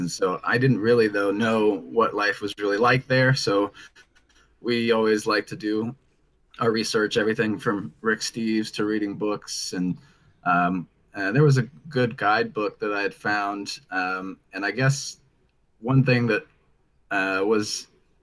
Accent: Dayton, Ohio, United States; I'm from Dayton, Ohio in the US

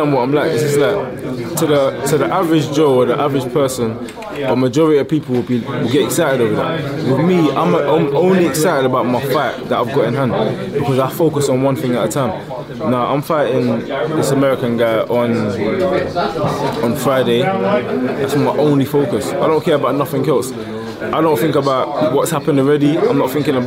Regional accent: London, United Kingdom; I was born and raised in London

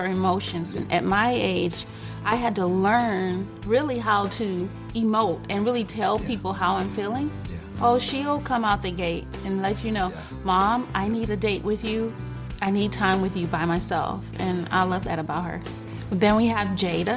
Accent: Detroit, Michigan, United States; I was born in Detroit, Michigan. I was a ward of the court. I was raised by my great aunt and my great uncle

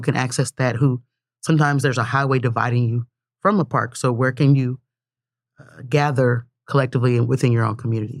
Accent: Tulsa, Oklahoma, United States; growing up in North Tulsa, going to school in Midtown

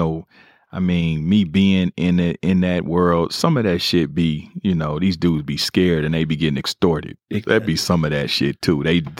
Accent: Kansas City, Missouri, United States; You know, I'm from Kansas City. I'm from a neighborhood called Four Block. It's a crib, two C's, crib neighborhood. I'm always going to be born and raised.

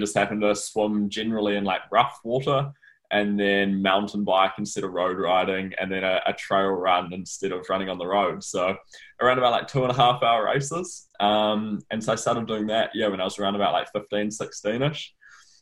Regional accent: Rotorua, Bay of Plenty, New Zealand; now in Auckland, New Zealand; I live in Auckland now, but okay. I'm from Rotorua, so Rotorua's my hometown.

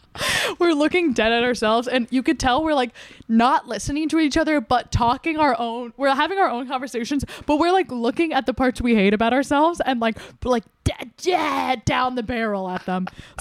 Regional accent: New Jersey, United States; So I'm from New Jersey.

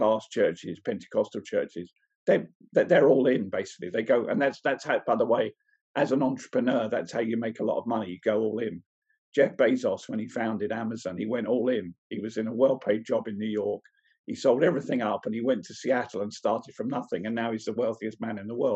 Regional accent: England, United Kingdom; We're English.

